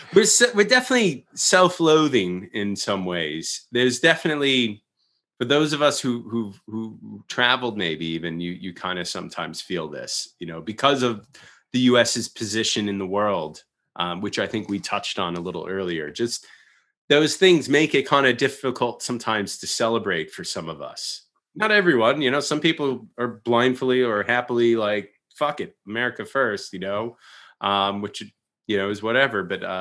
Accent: United States; It's me being very American and dramatic about it.

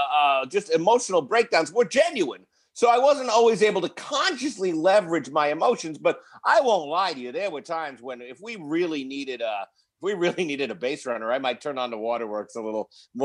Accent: Queens, New York, United States; I was raised in Queens, New York, in a neighborhood known as Little Boston.

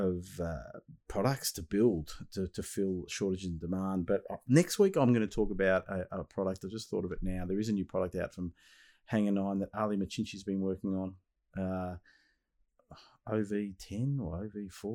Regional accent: Melbourne, Victoria, Australia; my hometown of Melbourne, Australia

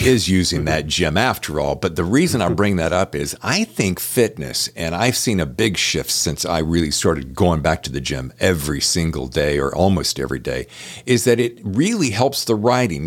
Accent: the South, United States; I'm from the South

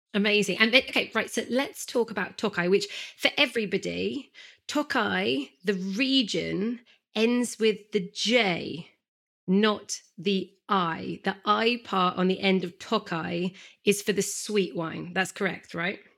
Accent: England, United Kingdom; I'm such an English gal

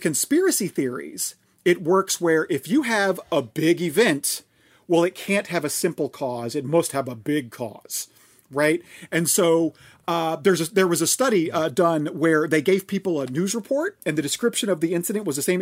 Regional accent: Oklahoma, United States; I'm from Oklahoma

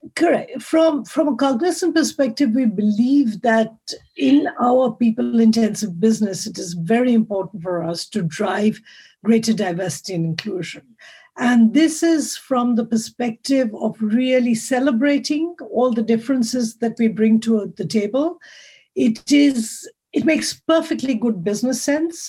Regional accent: Mumbai, Maharashtra, India; moved away as an adult; now in Zurich, Switzerland; I come originally from India, from the huge big city of Bombay, Mumbai today, and I moved to Switzerland 26 years ago.

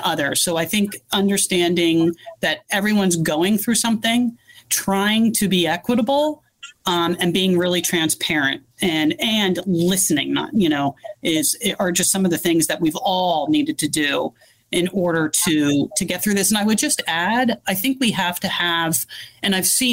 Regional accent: East Coast, United States; moved away as an adult; also born or lived in Northern California; now in California, United States; I'm originally from the East Coast

